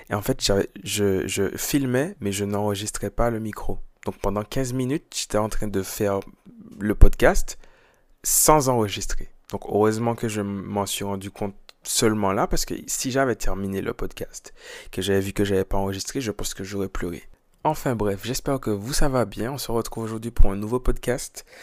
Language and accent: French; Martinique; moi je suis martiniquais, c'est le carnaval que je connais le, mieux